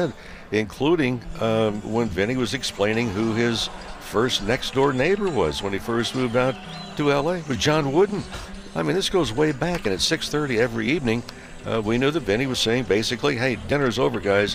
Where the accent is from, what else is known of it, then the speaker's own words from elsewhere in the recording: Santa Monica, California, United States; a kid growing up in Santa Monica